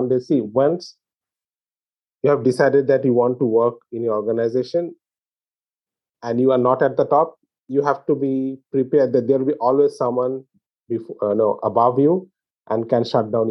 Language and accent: English; India; growing up in India